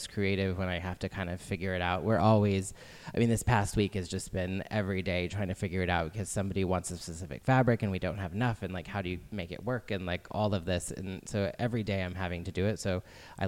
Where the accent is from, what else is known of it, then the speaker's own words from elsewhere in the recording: United States; also born or lived in New Mexico / Colorado; I grew up in New Mexico and Colorado